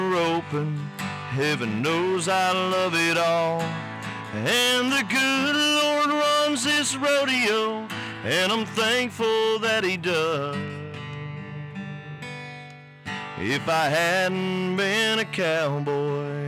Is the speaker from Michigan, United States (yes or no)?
no; Bartow, Florida, United States; born or raised there